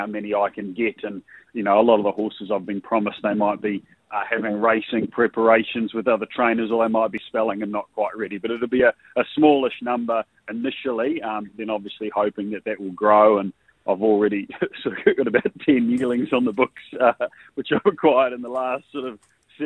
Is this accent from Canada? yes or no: no; New Zealand; moved away as an adult; also born or lived in Dubai; now in Queensland, Australia; I grew up in New Zealand